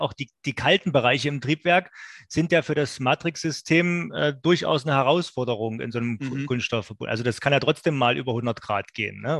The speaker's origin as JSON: {"language": "German", "region": "Saxony", "country": "Germany", "accent": "Saxon", "said": "ich könnte jetzt als Sachse auch so reden, dass Sie mich nicht verstehen"}